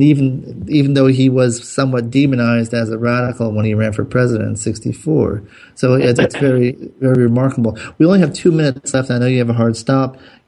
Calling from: Southern California, United States; Now, I'm calling from Southern California.

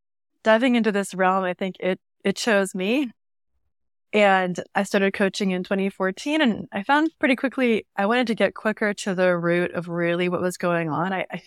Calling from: San Diego, California, United States; I'm in North County, San Diego.

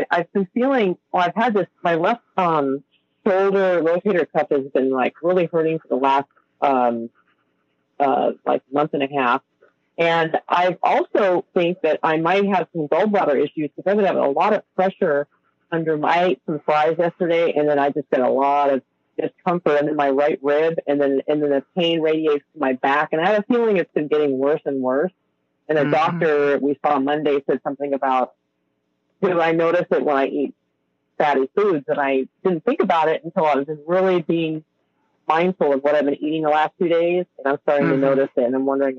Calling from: Yucca Valley, California, United States; I'm calling from Yucca Valley, California, and there's Joshua Tree.

